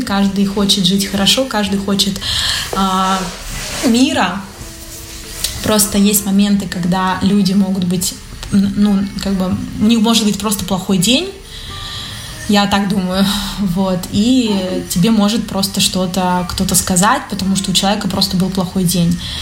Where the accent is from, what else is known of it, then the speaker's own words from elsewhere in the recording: Russia; moved away as an adult; now in Milan, Italy; Я русская